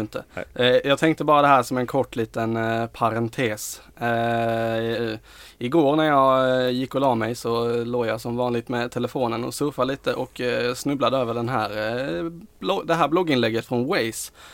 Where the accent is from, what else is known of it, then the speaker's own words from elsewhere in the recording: Skåne, Sweden; vi är skåningar